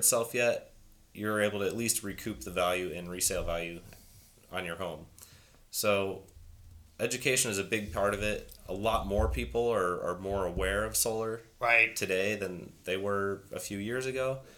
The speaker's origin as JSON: {"language": "English", "town": "Springfield", "region": "Illinois", "country": "United States", "tie": "born or raised there", "said": "That's my hometown"}